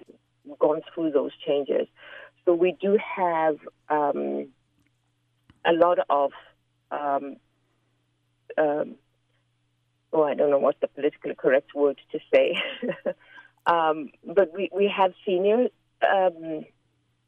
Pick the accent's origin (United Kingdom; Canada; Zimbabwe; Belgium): Zimbabwe; moved away; I'm from Zimbabwe